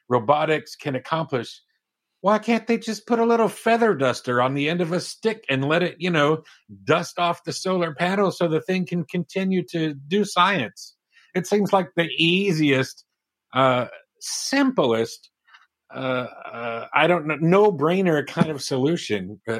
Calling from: Baltimore, Maryland, United States

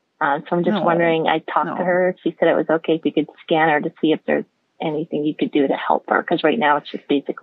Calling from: Delanson, New York, United States; I'm calling from Delancey, New York, which is just west of Albany.

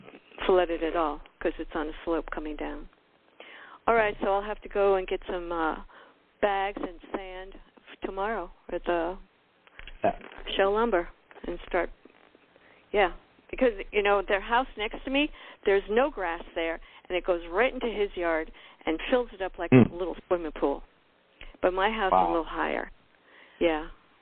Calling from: Miami, Florida, United States

